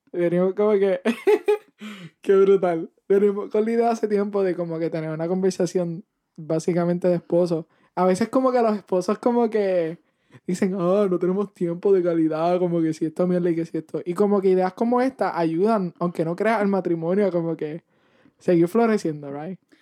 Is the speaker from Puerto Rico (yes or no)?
yes; Puerto Rico; moved away as an adult; now in Missouri, United States; nos mudamos de Puerto Rico hace como un año y pico y estamos aquí